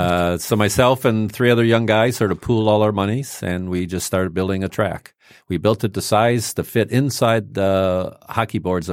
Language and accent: English; Rochester, Michigan, United States; also born or lived in Highland Park, Michigan; I was born in Holland Park. Mm-hmm. My parents moved out in the early 60s out to farmland out in Rochester, went to Rochester High School